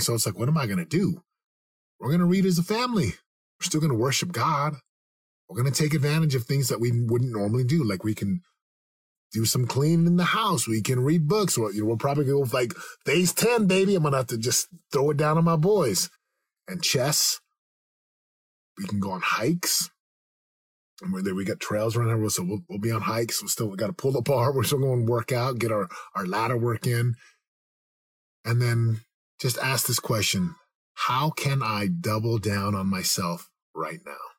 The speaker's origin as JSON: {"language": "English", "country": "United States", "also_born_or_lived": "Southern California", "said": "being an American"}